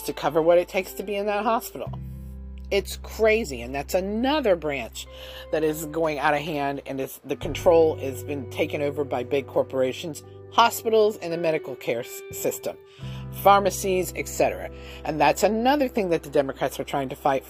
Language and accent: English; United States